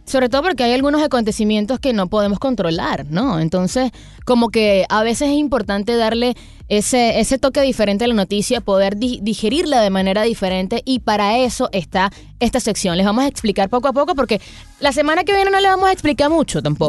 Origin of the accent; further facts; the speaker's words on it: Venezuela; now in United States; nosotros los venezolanos